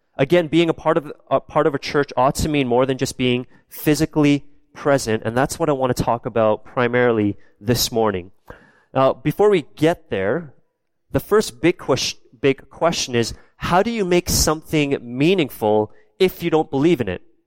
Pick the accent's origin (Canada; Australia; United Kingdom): Canada; I'm born and raised in Canada, but my background is South Korean